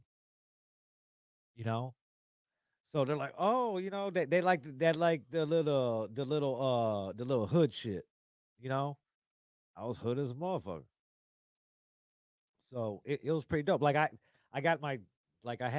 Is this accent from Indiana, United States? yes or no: yes; East Chicago, Indiana, United States; also born or lived in Schererville, Indiana / Dyer, Indiana; I was born and raised in East Chicago